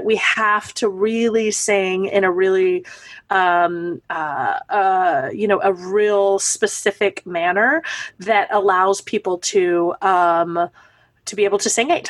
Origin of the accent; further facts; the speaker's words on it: East Texas, United States; moved away as an adult; now in New York, United States; I am originally from Texas, a small town in East Texas, and I moved to New York to be a performer